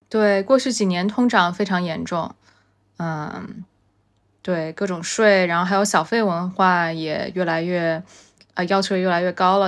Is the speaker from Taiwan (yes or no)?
no; China; now in New York, United States; 那作为中国人，在这样的行业里 其实中国背景也是一种优势